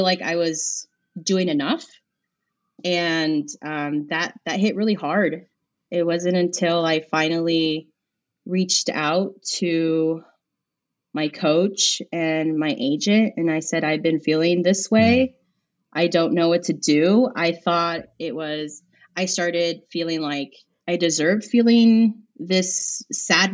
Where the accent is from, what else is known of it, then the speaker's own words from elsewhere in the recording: Azusa, California, United States; where I grew up in Azusa